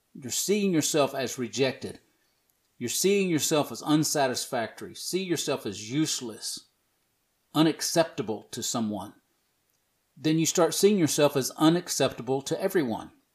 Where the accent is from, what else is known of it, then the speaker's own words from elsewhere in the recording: the South, United States; I'm from the South